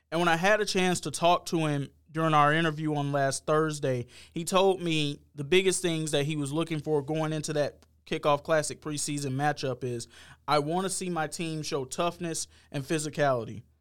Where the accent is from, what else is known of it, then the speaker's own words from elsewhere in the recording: Covington, Georgia, United States; moved away as an adult; also born or lived in Savannah, Georgia; now in Sarasota, United States; I'm from Georgia. I'm from Covington, Georgia.